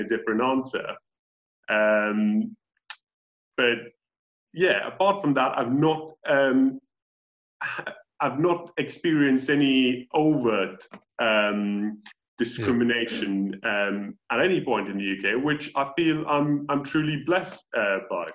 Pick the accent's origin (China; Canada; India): India; first language English; moved away as an adult; now in United Kingdom; in my own country of India